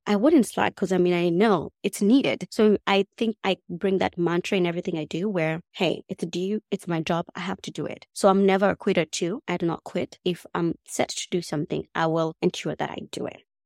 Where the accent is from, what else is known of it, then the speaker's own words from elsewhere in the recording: Nairobi, Kenya; English is a second language; moved away as an adult; I grew up in Kenya, and I come from a pretty big family.